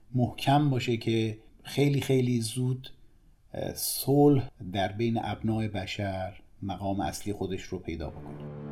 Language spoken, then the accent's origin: Persian; Tehran, Tehran Province, Iran; سال 1334 مطابق با جولای 1955 میلادی در تهران به دنیا آمدم